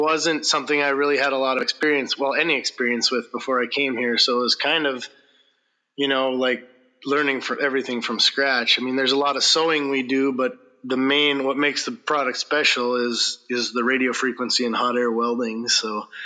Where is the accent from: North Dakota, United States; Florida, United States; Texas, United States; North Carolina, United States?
North Dakota, United States; moved away as an adult; also born or lived in Montana; now in Kake, United States; I grew up in North Dakota